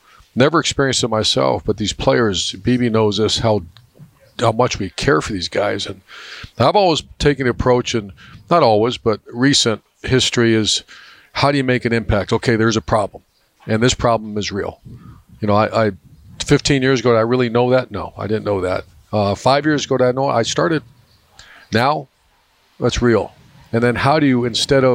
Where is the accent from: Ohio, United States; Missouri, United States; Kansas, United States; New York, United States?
Ohio, United States; Northeast; moved away; I grew up in Northeast Ohio